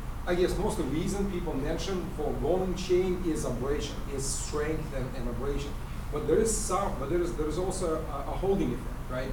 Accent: Russia; moved away; also born or lived in Israel; Born in Russia, lived in Israel.

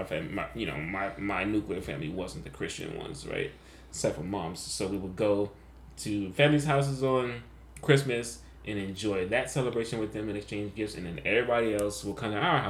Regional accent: New York City, New York, United States; living in Brooklyn, growing up in Brooklyn with Panamanian family

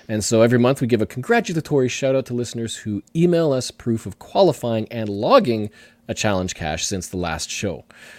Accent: Ohio, United States; taken me to many cool new places, mostly in my home state of Ohio.

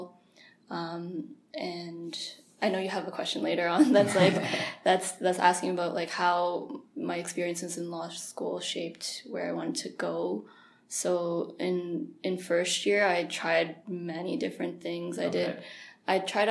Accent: Mississauga, Ontario, Canada; moved away as an adult; also born or lived in Montreal; now in Ottawa, Canada; I grew up in Mississauga and lived in Montreal for a bit. Now I'm living in Ottawa for 3 years.

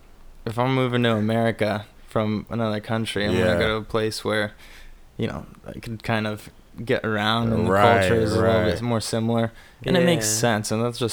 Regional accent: Glendale, California, United States; I grew up in Glendale because my dad's, you know, part Armenian.

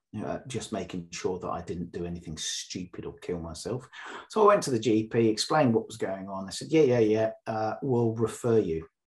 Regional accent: Northern Ireland, United Kingdom; I was brought up in the Northern Ireland Troubles, so used to that.

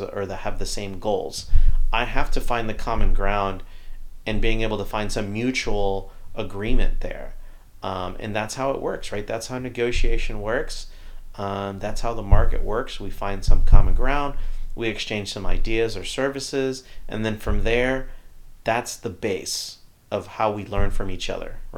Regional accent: Texas, United States; as a Mexican-American, as a Texan

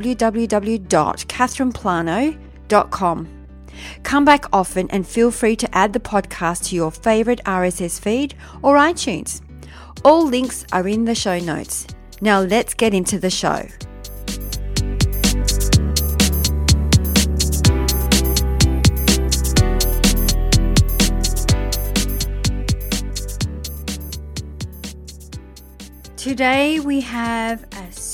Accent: Melbourne, Victoria, Australia; moved away; all the way from Melbourne, my hometown

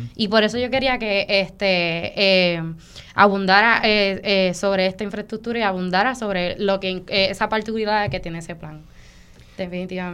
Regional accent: Vega Alta, Puerto Rico; yo soy nacida y criada en Vega Alta

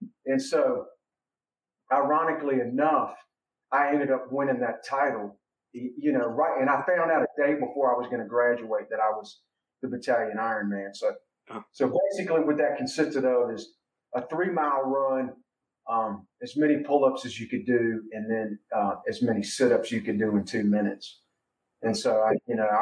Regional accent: Virginia, United States; also born or lived in Columbus, Ohio; I was 2 years old. And so I grew up in Virginia

